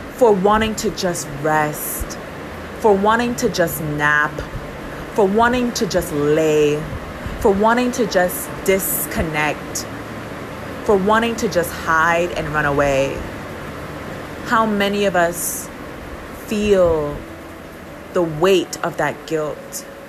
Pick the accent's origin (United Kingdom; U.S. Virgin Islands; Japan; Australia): U.S. Virgin Islands; moved away; also born or lived in continental United States; my hometown